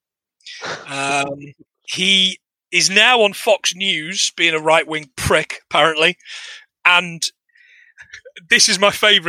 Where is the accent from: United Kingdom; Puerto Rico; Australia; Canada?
United Kingdom; England; moved away as an adult; also born or lived in Scotland; living in Scotland for 10 years that they didn't teach us at school growing up in England